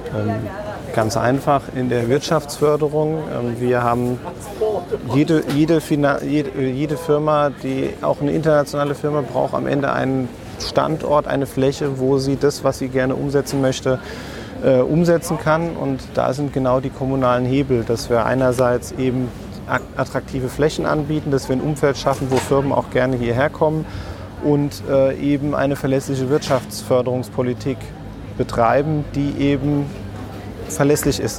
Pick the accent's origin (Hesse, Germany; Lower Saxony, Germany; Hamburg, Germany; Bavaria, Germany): Hesse, Germany; Offenbach am Main; Da ich gebürtiger Offenbacher bin